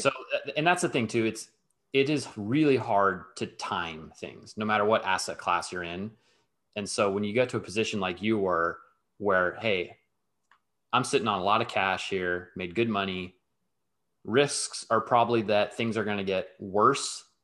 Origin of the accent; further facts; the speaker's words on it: Southern California, United States; moved away; also born or lived in New York / London; I'm born and raised in Southern California, although I've, I've lived in New York, I've lived in London